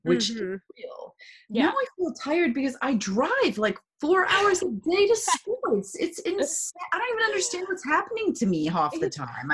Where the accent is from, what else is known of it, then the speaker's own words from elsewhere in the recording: South Africa; moved away; I'm from South Africa originally